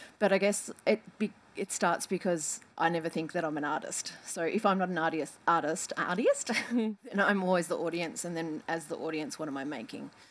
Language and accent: English; Coburg, Victoria, Australia; I grew up in Coburg.